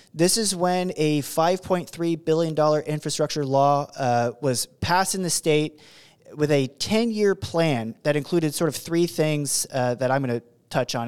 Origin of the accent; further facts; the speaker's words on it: Oregon, United States; That's my home state